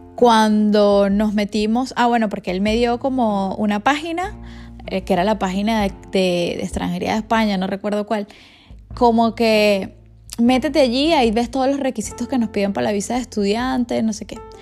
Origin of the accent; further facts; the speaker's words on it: Valencia, Carabobo, Venezuela; yo soy de Valencia, nací y, y me crié en Valencia, pero ya luego me fui a estudiar a otro sitio